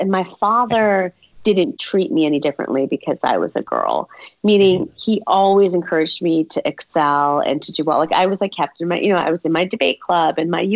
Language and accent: English; Berwyn, Illinois, United States; I was born in Berwyn, Illinois, which is right outside of the city.